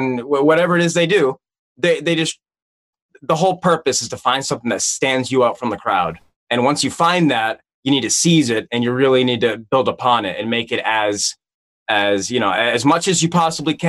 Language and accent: English; New England, United States; I grew up in New England. I'm from the Northeast, East Coast, USA